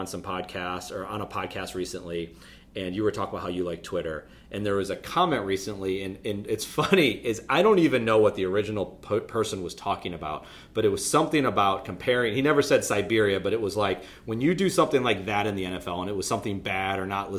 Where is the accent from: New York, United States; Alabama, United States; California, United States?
New York, United States; Buffalo; As someone who was born and raised in Buffalo